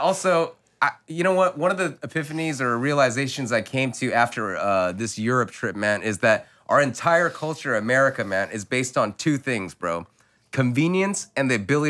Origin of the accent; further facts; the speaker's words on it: United States; I'm Chinese American